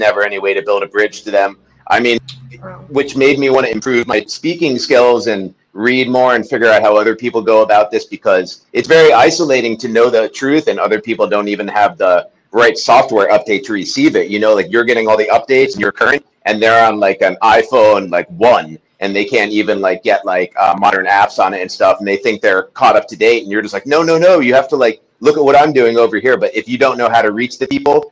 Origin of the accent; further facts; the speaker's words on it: New York, United States; now in Venice Beach, United States; Originally, I'm from Washington Heights, New York, which is very different than Venice Beach. So, that's kind of my background, like growing up in kind of a bad time in New York